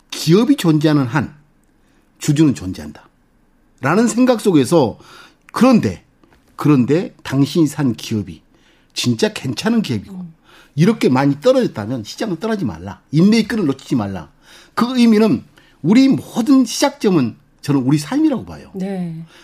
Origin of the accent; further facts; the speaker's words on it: South Korea; 거기 그 선상 위에서 저는 한국 사람으로서 거의 대부분이 예, 백인인데